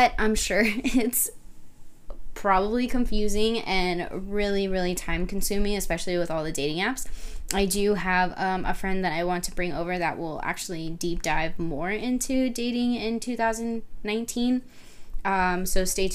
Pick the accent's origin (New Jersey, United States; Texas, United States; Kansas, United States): Texas, United States; Rio Grande Valley; I was born in the Rio Grande Valley. We lived in a super small town